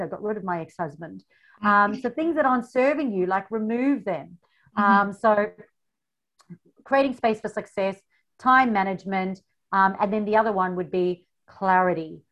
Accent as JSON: {"language": "English", "country": "South Africa", "moved": "as an adult", "lives_now": "Australia", "said": "the funny accent. I come from South Africa"}